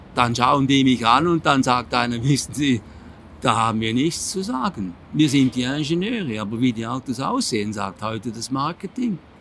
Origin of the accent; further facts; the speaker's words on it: Switzerland; Ich bin Appenzeller